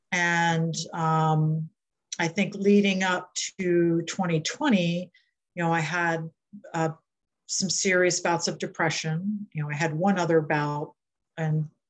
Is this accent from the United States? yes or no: yes; Delaware, United States; I live in Milton, Delaware, near the ocean. I'm from Delaware